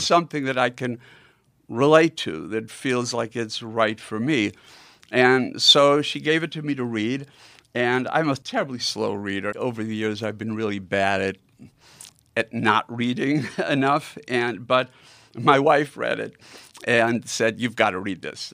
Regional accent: Milwaukee, Wisconsin, United States; growing up in Milwaukee

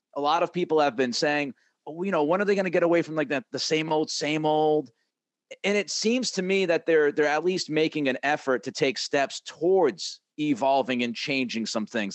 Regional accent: New England, United States; I grew up in New England. I, I spent you know, the vast majority of my life, thirty-plus years in New England

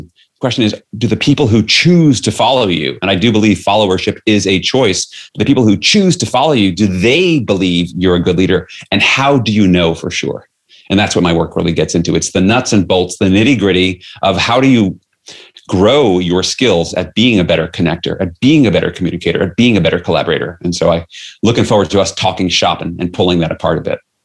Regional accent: New York City, New York, United States; I grew up in New York City

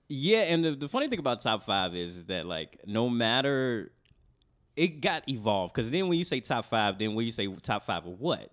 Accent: Chicago, Illinois, United States; growing up on Southside of Chicago

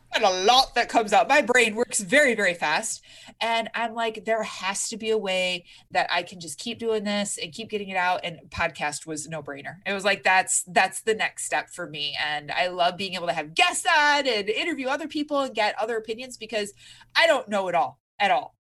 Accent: Michigan, United States; moved away; I'm originally from Michigan, we have basements out there

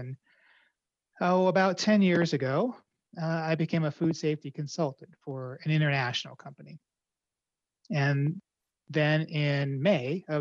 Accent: Colorado, United States; my home state of Colorado

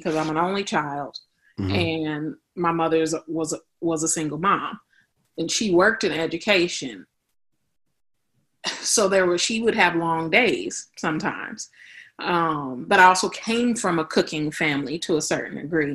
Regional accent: Los Angeles, California, United States; moved away as an adult; also born or lived in Texas; now in Atlanta, United States; I'm originally from Los Angeles, California, born and raised

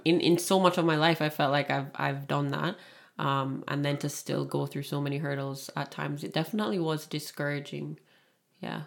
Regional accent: Kingston, Jamaica; moved away as an adult; also born or lived in Toronto, Canada; now in Niagara region, Canada; born and raised in Kingston, Jamaica, and lived there for eighteen years and then moved to Canada, Toronto, Canada, uh, when I was eighteen

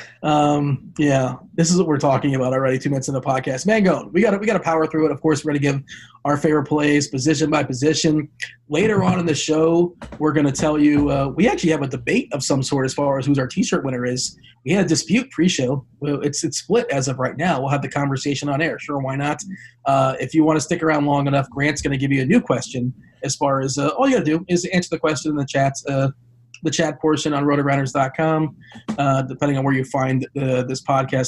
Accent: South Florida, United States; I grew up in South Florida

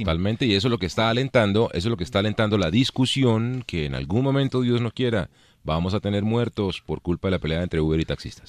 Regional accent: Colombia; nuestra vida nacional como colombianos

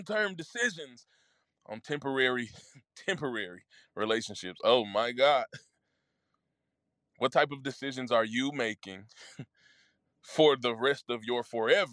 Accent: suburb of Memphis, Mississippi, United States; moved away; I was born in Memphis, Tennessee, raised in Mississippi. And it was a small town

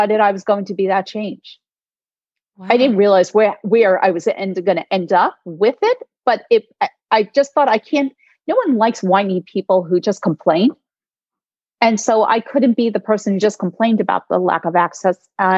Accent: New York, United States; I'm a New Yorker.

